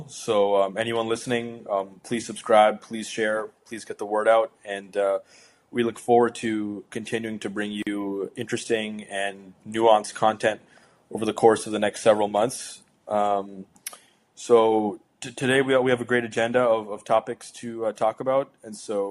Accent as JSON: {"language": "English", "country": "Canada", "said": "as a Canadian citizen"}